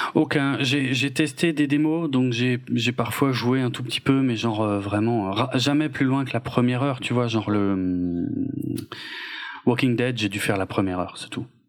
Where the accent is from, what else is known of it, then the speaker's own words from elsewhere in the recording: France; chez nous en France